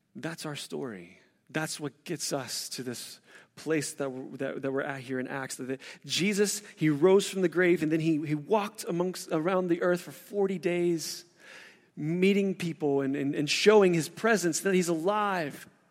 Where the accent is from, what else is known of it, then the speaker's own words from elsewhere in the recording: West Virginia, United States; moved away; also born or lived in Kentucky / Northeast Ohio; I'm from West Virginia and spent time in Kentucky and Northeast Ohio.